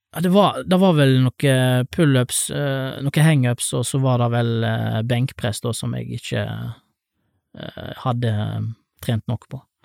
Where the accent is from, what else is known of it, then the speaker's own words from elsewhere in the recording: Leirvik, Vestland, Norway; also born or lived in Latur, India; Jeg vokste opp på, på Ås, eh, rett opp for sentrum, eh, Lærvik sentrum